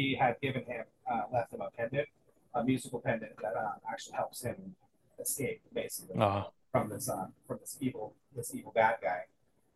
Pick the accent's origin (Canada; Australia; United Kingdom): United Kingdom; Scotland; I'm Scottish